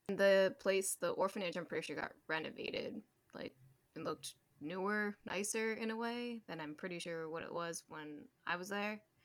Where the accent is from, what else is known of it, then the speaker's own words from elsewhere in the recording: Maryland, United States; also born or lived in China; I, grew up in Maryland